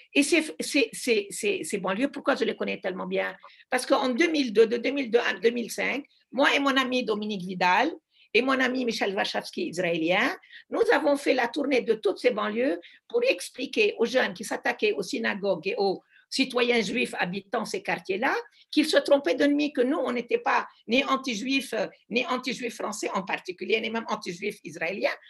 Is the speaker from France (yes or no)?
no; Lebanon; also born or lived in Brussels; je suis du Liban